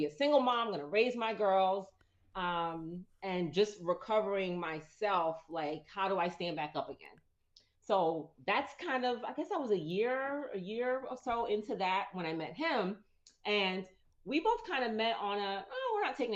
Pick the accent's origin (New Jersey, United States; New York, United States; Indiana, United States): New Jersey, United States; I'm from Jersey